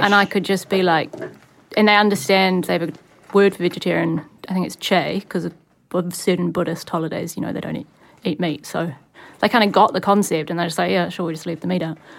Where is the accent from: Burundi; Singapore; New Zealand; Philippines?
New Zealand; Wellington; I grew up in Wellington